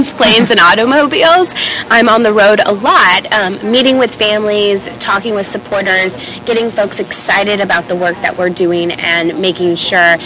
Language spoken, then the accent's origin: English; Kansas City, United States; I grew up in Kansas City, not too far from Chicago here